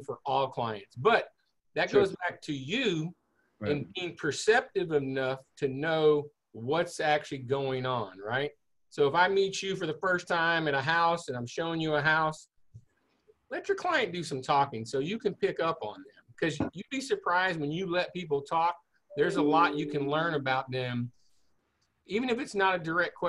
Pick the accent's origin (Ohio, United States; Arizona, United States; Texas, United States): Texas, United States; Houston; I grew up in the Clear Lake area. I'm a Clear Lake High graduate.